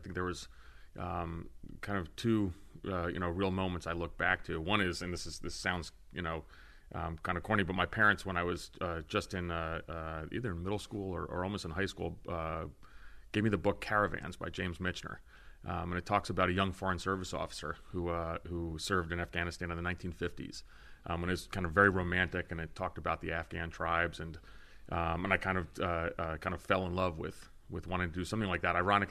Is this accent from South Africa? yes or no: no; Greece; born there; I am of Greek descent. I was born in Greece. I've kind of international background. I spent a lot of time, you know, in the summers in the Greek islands